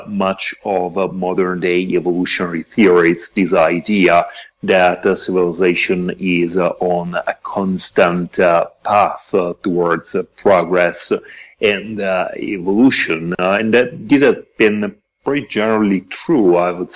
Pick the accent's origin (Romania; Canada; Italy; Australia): Italy; moved away as an adult; now in Mexico; I'm originally from Italy, but I've been living and working in Mexico for the past 7 years